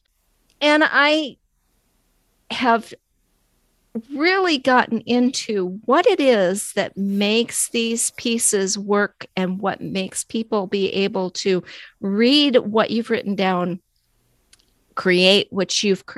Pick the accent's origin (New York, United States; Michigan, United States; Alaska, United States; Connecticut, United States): Alaska, United States; I am from Alaska